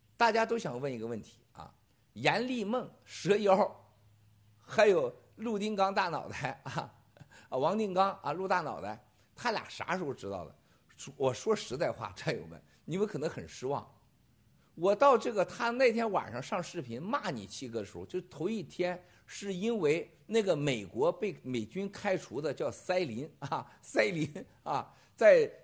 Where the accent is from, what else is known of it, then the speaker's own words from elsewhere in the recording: Shandong, China; moved away; 在我们山东人的个过年啊，过年是不能往外送东西的